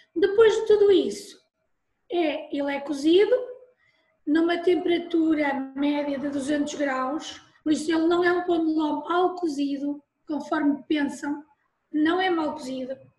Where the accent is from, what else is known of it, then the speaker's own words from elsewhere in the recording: Porto, Norte, Portugal; now in Ovar, Portugal; eu não sou do Ovar, sou do Porto. Já vivo em Ovar há muitos anos